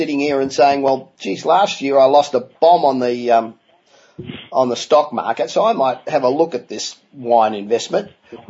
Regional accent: Los Angeles, California, United States; my hometown of Los Angeles

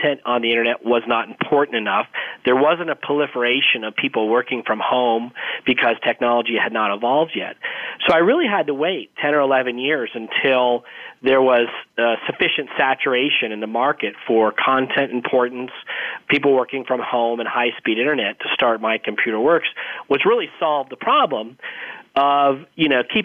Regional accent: Arizona, United States; I grew up in Arizona. So I'm one of the few people that grew up in Arizona

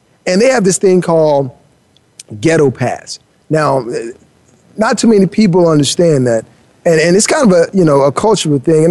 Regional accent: Miami, Florida, United States; I grew up in Miami, right? And I grew up in the rough part of Miami, and I've seen a lot

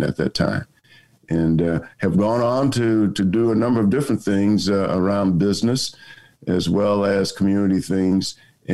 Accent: South Carolina, United States; I grew up in South Carolina back in the days of segregation

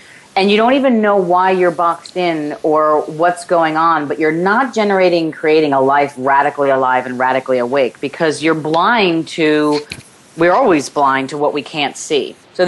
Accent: Ireland; because, you know, I'm Irish.

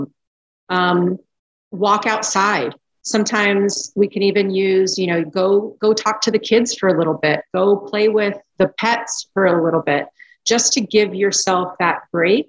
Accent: South Florida, United States; I grew up in South Florida

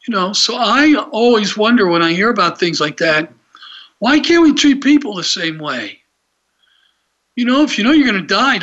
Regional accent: Atlanta, Georgia, United States; I just remember growing up in Atlanta

